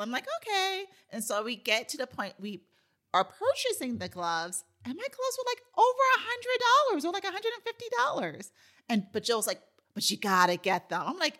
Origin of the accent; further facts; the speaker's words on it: New York City, New York, United States; and I grew up in New York City.